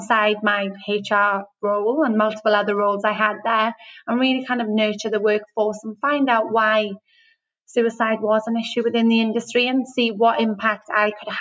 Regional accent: Wales, United Kingdom; moved away as an adult; now in Australia; I'm from Wales. So grew up in the UK and moved to Australia 6 years ago

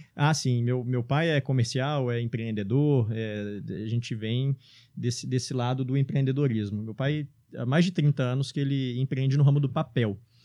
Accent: Belo Horizonte, Minas Gerais, Brazil; eu estudava aqui no, no Promove, na Pampulha. É, e na época eu era molequinho, cara. Tinha, sei lá, uns 7 anos de idade

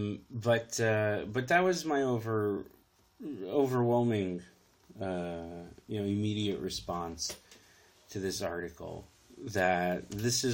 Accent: United States; I'm the American in this conversation

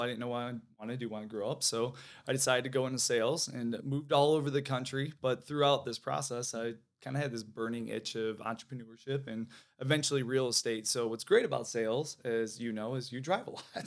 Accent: Michigan, United States; moved away as an adult; now in Florida, United States; I always say I'm a Midwest kid, so born and raised in Michigan, like a lot of people here. I'm transplant to Florida, so okay. been here for about 12 years

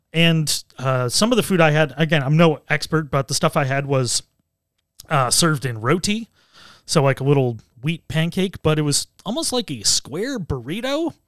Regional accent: United States; being American

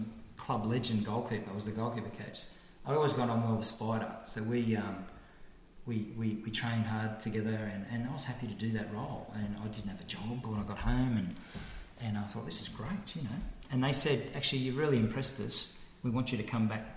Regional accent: Australia; being Australian

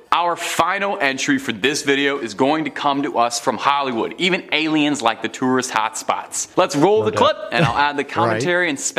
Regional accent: Canada; I'm a Canadian

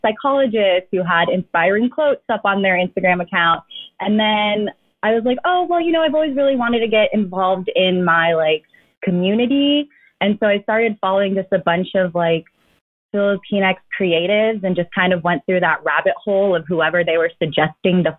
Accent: Daly City, California, United States; I was born into a 2-bedroom home in Daly City

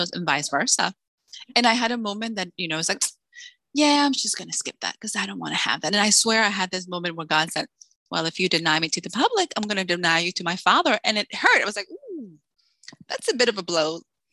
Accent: Salem, Massachusetts, United States; moved away as an adult; also born or lived in Dominican Republic; now in Texas, United States; I'm originally from the Dominican Republic, but I grew up in Salem, Massachusetts.

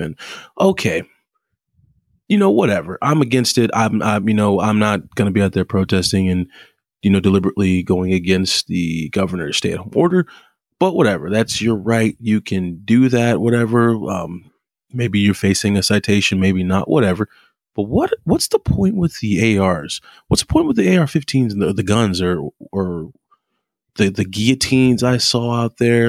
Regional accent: United States; us Americans

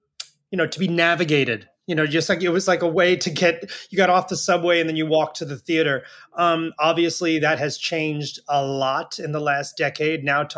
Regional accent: New York City, New York, United States; I grew up in New York. I'm one of those rare natives. I grew up in Brooklyn.

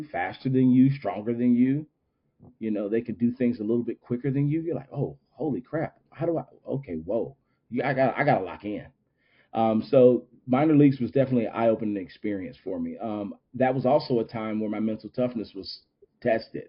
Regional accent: Winston-Salem, North Carolina, United States; in my hometown

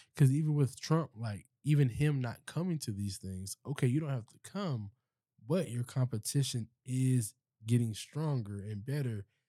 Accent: Charleston, South Carolina, United States; I'm from Charleston

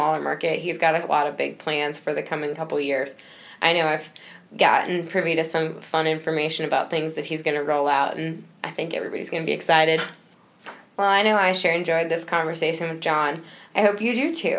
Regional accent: East Coast, United States; moved away; I'm from the East Coast

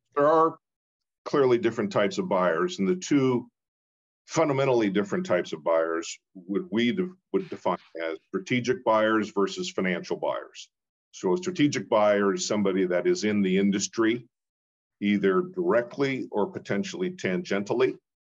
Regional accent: Portland, Oregon, United States; moved away as an adult; also born or lived in East Coast; I'm a, a, Oregonian, born and raised in Portland

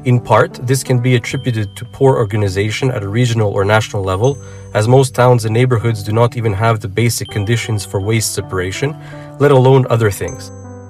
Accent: Montreal, Quebec, Canada; now in Croatia; I was brought up in Montreal, Canada. Even though I have Croatian roots, Canada has shaped my mindset quite differently, comparing to a native Croatian.

